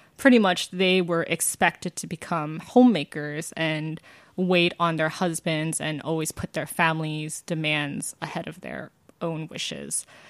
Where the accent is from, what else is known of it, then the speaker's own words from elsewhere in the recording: Georgia, United States; I'm from Georgia